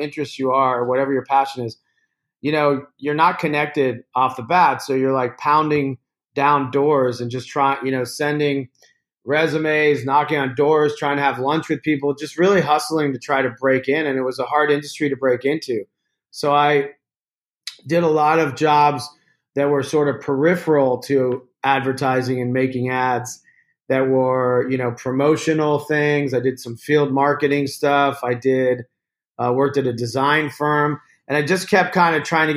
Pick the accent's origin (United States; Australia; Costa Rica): United States; Virginia; a kid growing up in Virginia.